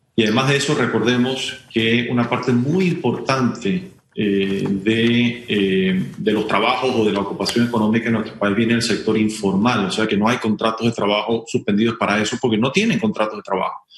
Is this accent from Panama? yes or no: yes; Panama; todos somos ciudadanos y panameños